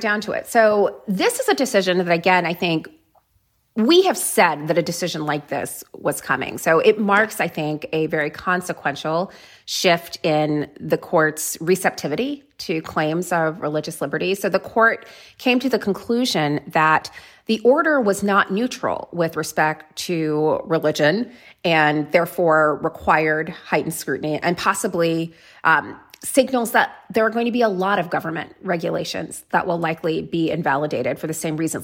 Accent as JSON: {"language": "English", "region": "South Florida", "country": "United States", "tie": "born or raised there", "said": "I grew up in South Florida"}